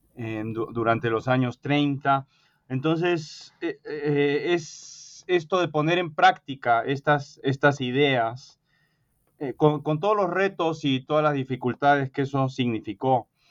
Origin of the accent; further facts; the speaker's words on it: Peru; moved away as an adult; now in United States; yo me crié en el Perú de padre peruano y madre norteamericana